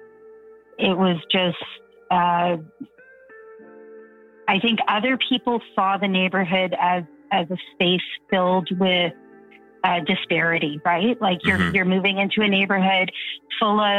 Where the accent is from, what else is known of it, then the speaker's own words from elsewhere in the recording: Toronto, Ontario, Canada; also born or lived in Thunder Bay; the majority of my childhood was here in Toronto, mm-hmm. Different parts of Toronto. We moved around a lot